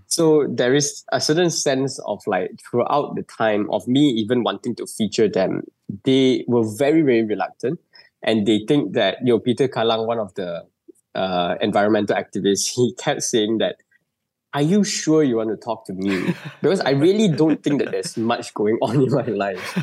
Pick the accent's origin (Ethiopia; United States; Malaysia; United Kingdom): Malaysia; as a Malaysian